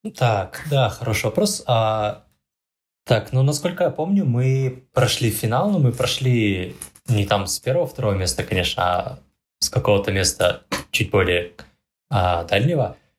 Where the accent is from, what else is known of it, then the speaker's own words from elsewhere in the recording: Pavlodar, Pavlodar Region, Kazakhstan; Я вообще сам из Павлодара